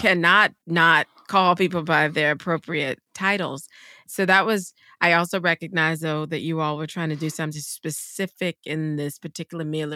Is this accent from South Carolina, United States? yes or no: yes; South Carolina, United States; I'm from the South. We didn't have a lot of Jesuits. so I don't remember any Jesuits ever in South Carolina